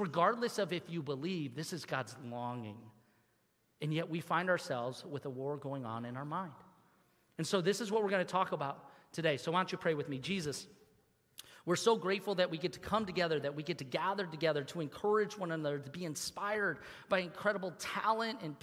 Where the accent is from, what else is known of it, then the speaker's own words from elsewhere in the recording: Troy, Michigan, United States; When I was a kid, I grew up here in Troy, and I used to play soccer here in Birmingham